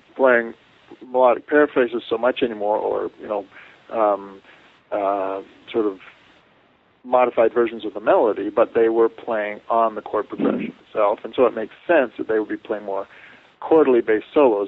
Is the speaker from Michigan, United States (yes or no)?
no; Santa Barbara, California, United States; moved away as an adult; also born or lived in Canada; now in Provo, United States; I grew up in Santa Barbara